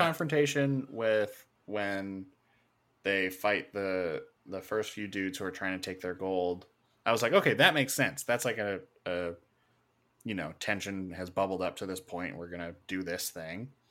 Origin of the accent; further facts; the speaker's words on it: Canada; being Canadian, we don't really focus on American history.